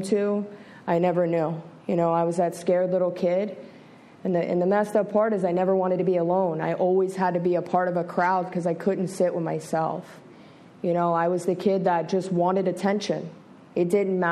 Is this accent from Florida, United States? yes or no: yes; Broward County, Florida, United States; I was born and raised here in Broward County, Florida.